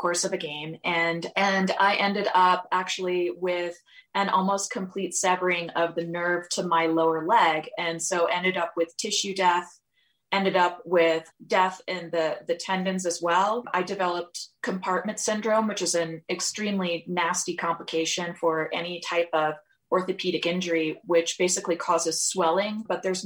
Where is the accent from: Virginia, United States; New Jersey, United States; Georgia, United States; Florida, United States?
Georgia, United States; moved away as an adult; also born or lived in New York; now in California, United States; I'm actually originally from Georgia, which is where my family still is